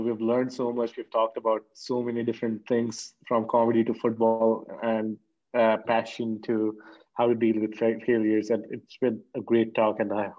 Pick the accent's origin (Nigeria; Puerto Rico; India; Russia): India; Jaipur, Rajasthan; I'm from Jaipur. This is northwest part.